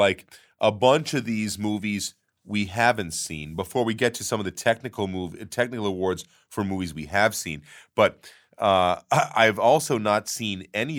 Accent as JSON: {"language": "English", "region": "New York", "country": "United States", "tie": "born or raised there", "said": "I grew up on Long Island."}